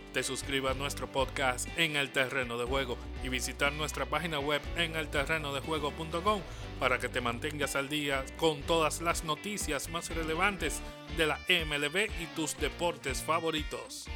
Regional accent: Dominican Republic; como dominicanos

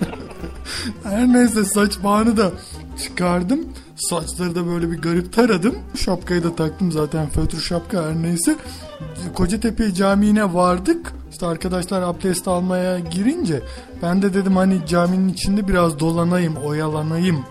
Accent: Hatay, Turkey

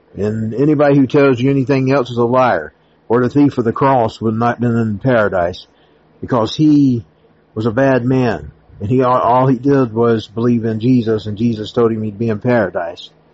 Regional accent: United States; I'm an American. I am always American.

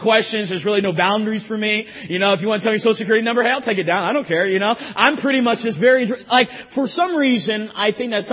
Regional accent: North Carolina, United States; I'm from North Carolina

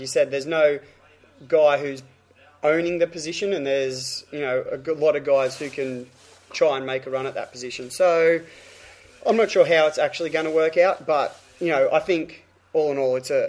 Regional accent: Queensland, Australia; As a Queenslander

